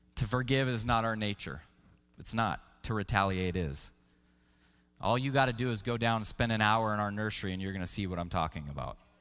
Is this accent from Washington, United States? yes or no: yes; Washington, United States; I grew up in Washington State and I loved to hike